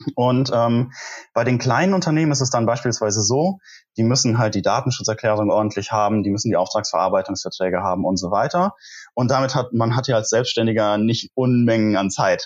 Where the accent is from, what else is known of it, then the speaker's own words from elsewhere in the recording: near Koblenz, Rhineland-Palatinate, Germany; moved away as an adult; also born or lived in Munich; bin ich wieder in meine Heimat zurückgezogen, also tatsächlich in die Nähe von Koblenz, wo ich auch studiert habe